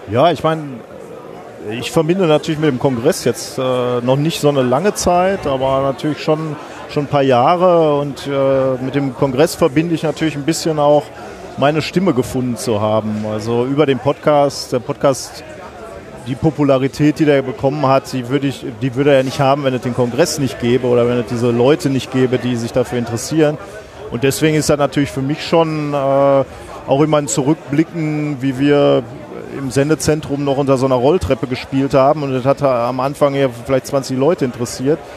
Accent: North Rhine-Westphalia, Germany; komm aus dem Ruhrgebiet, ist alles eh egal.

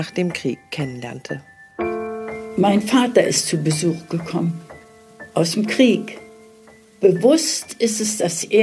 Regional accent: Berlin, Germany; born there; Geboren bin ich in Berlin und zwar am 11.08.1938.

